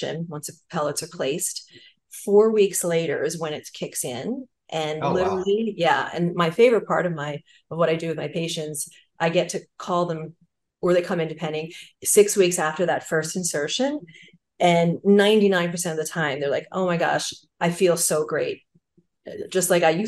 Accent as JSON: {"language": "English", "region": "New Jersey", "country": "United States", "said": "I'm from New Jersey and it's mm-hmm. the Garden State"}